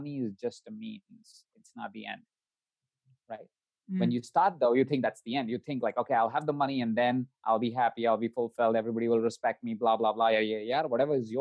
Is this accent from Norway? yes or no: no; India; moved away; My background, I come from India. I was born in India. I was born into a family of 22 other people.